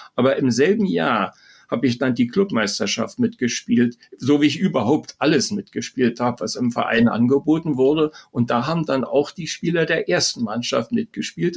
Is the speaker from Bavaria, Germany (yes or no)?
no; Rangsdorf, Brandenburg, Germany; also born or lived in West Berlin; in Rangsdorf, äh, das war 15 Kilometer südlich von West-Berlin zur Schule.